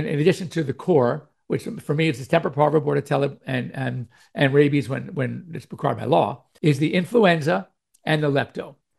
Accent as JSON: {"language": "English", "region": "New York", "country": "United States", "moved": "yes", "said": "I'm from New York originally, but we moved to California in 1962."}